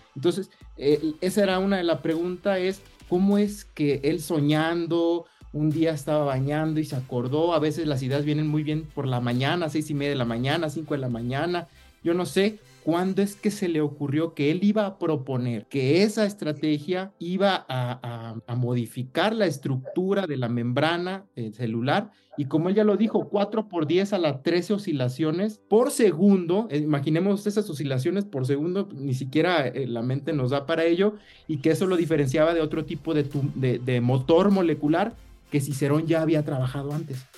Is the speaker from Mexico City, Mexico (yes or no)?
no; Lázaro Cárdenas, Michoacán, Mexico; igual soy de Lázaro Cárdenas, estudiamos eh, juntos en, el CCT